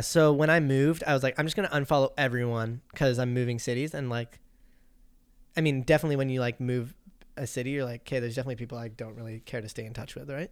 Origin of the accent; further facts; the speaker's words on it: Qualicum Beach, British Columbia, Canada; my childhood growing up in Qualicum